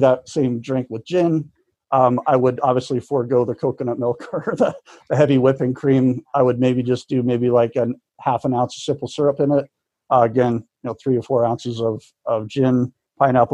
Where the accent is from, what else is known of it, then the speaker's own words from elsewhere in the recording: United States; also born or lived in Canada; growing up in America, even though I'm being Canadian born